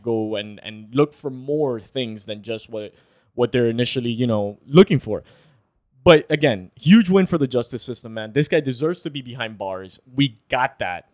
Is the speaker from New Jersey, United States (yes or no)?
no; Florida, United States; We're from Florida.